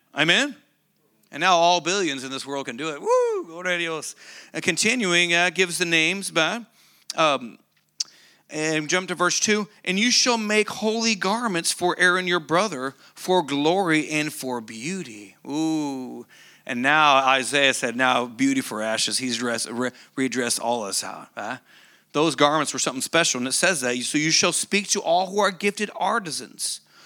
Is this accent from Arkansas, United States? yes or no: no; Oklahoma, United States; moved away; I grew up in Bible Belt, Oklahoma